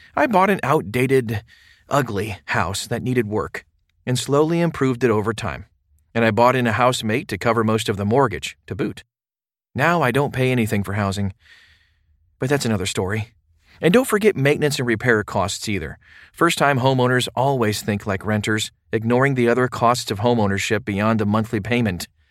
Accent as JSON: {"language": "English", "town": "Baltimore", "region": "Maryland", "country": "United States", "tie": "born or raised there", "moved": "as an adult", "said": "I grew up in Baltimore, but I got sick of the high taxes and high crime rates, so I moved overseas"}